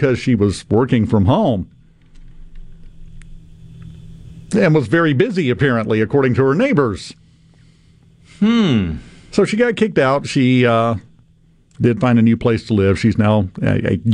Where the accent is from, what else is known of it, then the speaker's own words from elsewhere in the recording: Mississippi, United States; I'm just from Mississippi